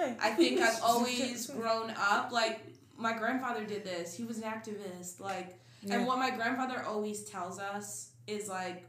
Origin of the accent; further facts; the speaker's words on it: Manalapan, New Jersey, United States; also born or lived in Germany; throughout history, my family's history, Manalapan has been our home. The only time we left Manalapan was for my dad to become a veteran. A combat veteran. He moved his family. He enlisted in the army. He moved his family. I was born in Germany. And then we came right back to Manalapan.